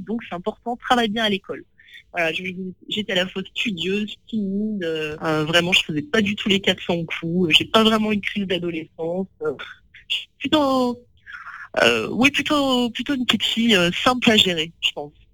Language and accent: French; near Lyon, Auvergne-Rhône-Alpes, France; also born or lived in Vénissieux; now in Paris, France; j'ai grandi près de Lyon, euh, dans un petit village en réalité